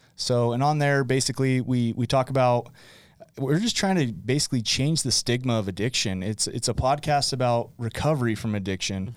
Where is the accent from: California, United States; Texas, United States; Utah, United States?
Utah, United States; West Point; also born or lived in Arizona; born and raised in West Point, West Point, Utah